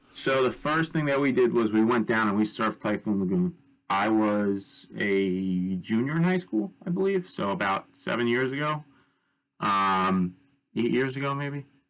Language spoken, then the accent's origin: English; Bay Shore, New York, United States; I was born and raised on Long Island uh, in Bay Shore, um, which is part of New York